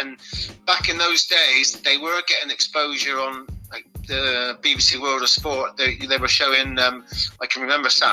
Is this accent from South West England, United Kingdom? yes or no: yes; Bridgwater, South West England, United Kingdom; also born or lived in Plymouth; I was born in Plymouth, but I quickly moved. My parents quickly moved up from Plymouth to Somerset, which is where I live now, in Bridgewater, Somerset.